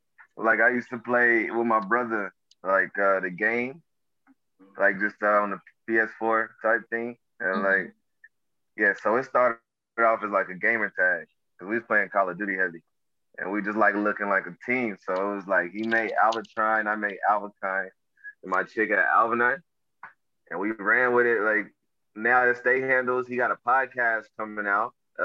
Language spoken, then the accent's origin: English; Oklahoma, United States